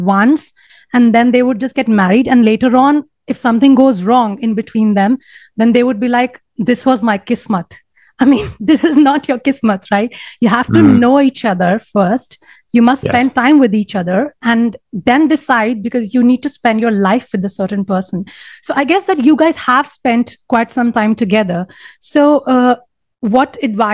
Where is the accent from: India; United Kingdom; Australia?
India; in India, it's like, we have a mixture of sort of, you know, influence of the Western world